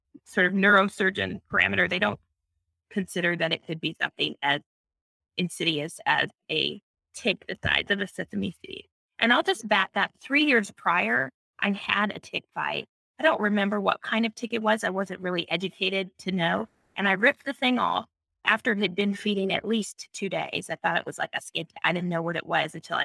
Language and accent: English; California, United States; moved away; I'm in California, but I'm from California.